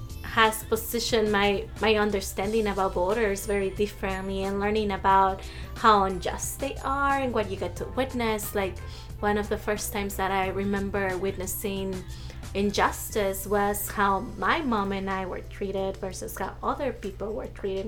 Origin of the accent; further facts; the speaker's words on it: Mesa, Arizona, United States; But in reality, I grew up in Mesa, Arizona, which is like 90% white.